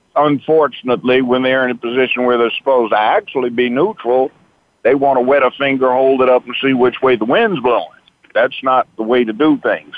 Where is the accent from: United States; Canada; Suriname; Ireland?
United States; Los Angeles, California; moved away as an adult; also born or lived in Memphis, Tennessee; I grew up in Los Angeles.